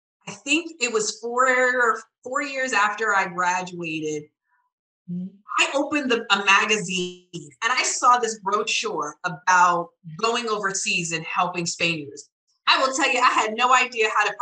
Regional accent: Providence, Rhode Island, United States; moved away; I grew up in Providence, Rhode Island, and still Brown University up the street. So I was raised in Southside Providence

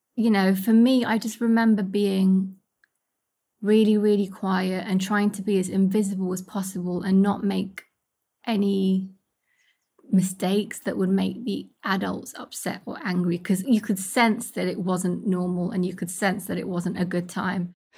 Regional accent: United Kingdom; also born or lived in Kurdistan; home's also here because this is where I've grown up

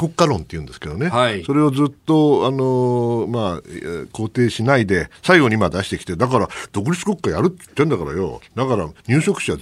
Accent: Kamakura, Kanagawa, Japan; なんか実家が鎌倉だからね

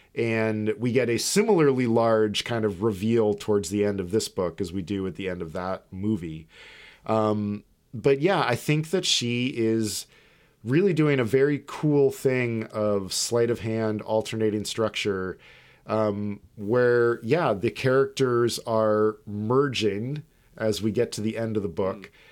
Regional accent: United States; We're American.

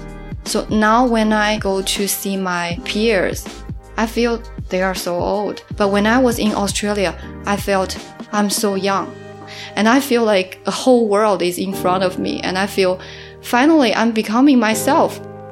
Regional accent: Suzhou, Jiangsu, China; also born or lived in Melbourne; now in Shanghai, China; Like back in my hometown, Suzhou, I also had this strange feeling of feeling empty and not belong in the city. And when I make it to Melbourne and now to Shanghai, I have similar feelings.

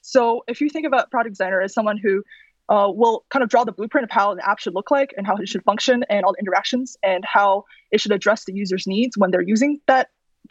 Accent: Virginia, United States; moved away as an adult; I came from Virginia and I was living in like Virginia, DC area for a while after I graduated from school in Virginia

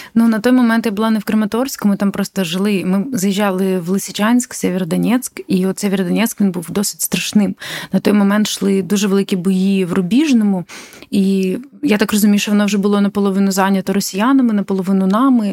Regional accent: Ukraine; я з України

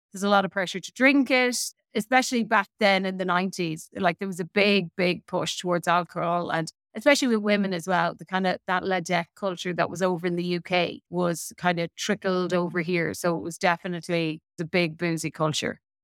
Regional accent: Midlands, Ireland; I had a really typical nineteen eighties upbringing in Ireland

